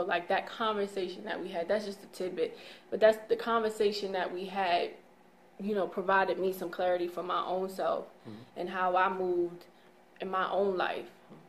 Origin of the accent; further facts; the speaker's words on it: England, United Kingdom; I don't know. I'm English.